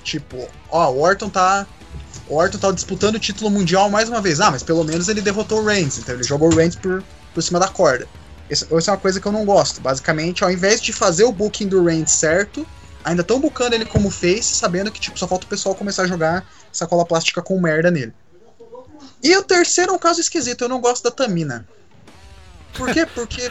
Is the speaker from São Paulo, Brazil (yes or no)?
no; Curitiba, Paraná, Brazil; eu sou de Curitiba